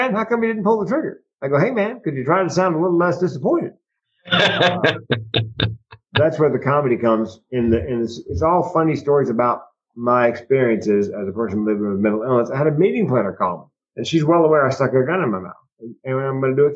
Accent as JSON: {"language": "English", "town": "Raleigh", "region": "North Carolina", "country": "United States", "tie": "born or raised there", "moved": "as an adult", "said": "I grew up in North Carolina in the 60s and 70s"}